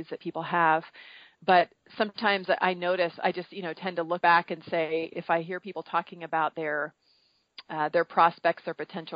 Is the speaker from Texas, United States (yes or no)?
no; Marin County, California, United States; I grew up in Marin County, California, which is right mm-hmm. across from the Golden Gate Bridge in the Bay Area